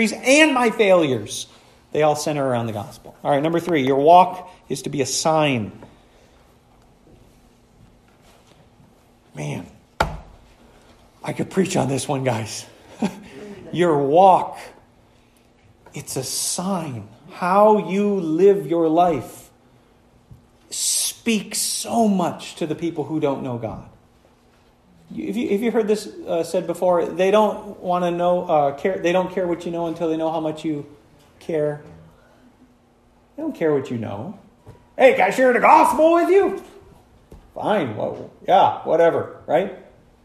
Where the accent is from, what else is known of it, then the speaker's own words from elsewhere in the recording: United States; I'm an American